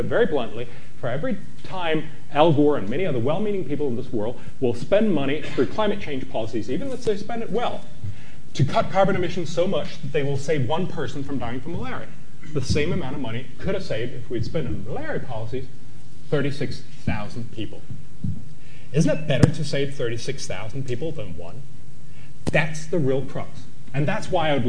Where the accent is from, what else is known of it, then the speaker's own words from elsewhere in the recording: Copenhagen, Capital Region of Denmark, Denmark; in my hometown, we were supposed to have the treaty that would save the world in Copenhagen